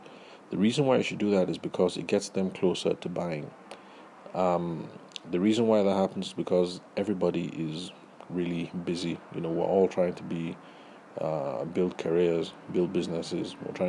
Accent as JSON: {"language": "English", "region": "Delta", "country": "Nigeria", "said": "I'm from Delta State"}